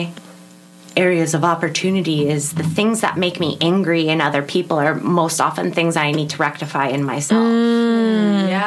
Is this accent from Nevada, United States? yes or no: yes; Las Vegas, Nevada, United States; moved away as an adult; now in Los Angeles, United States; I'm from Vegas originally